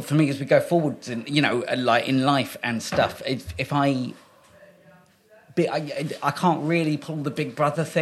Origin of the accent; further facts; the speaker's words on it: Kent, South East England, United Kingdom; also born or lived in Great Yarmouth; We came back to Kent. My mum's side of the family are all in Kent.